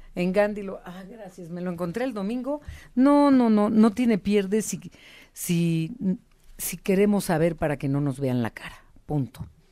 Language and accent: Spanish; Guadalajara, Jalisco, Mexico; moved away; pues ya te fuiste para mi tierra